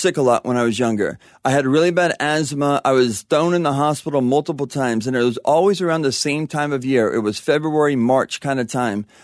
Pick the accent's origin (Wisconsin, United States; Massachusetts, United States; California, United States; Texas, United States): California, United States; La Verne; also born or lived in Panorama City, California; parents moved over to, um, Laverne in, when I was about a year. So I grew up there, yeah, my whole life